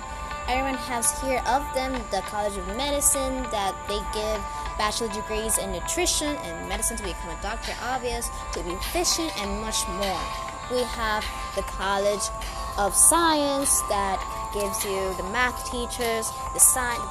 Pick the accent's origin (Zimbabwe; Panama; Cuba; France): Panama; Coclé; English is a second language; moved away as an adult; now in Panama City, Panama; I'm coming from the province of Coclé, and I decided to come here in 2016 to study in the university